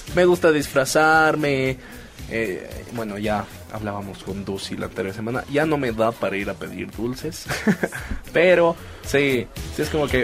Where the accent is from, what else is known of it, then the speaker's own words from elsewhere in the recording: Bolivia; siendo bolivianos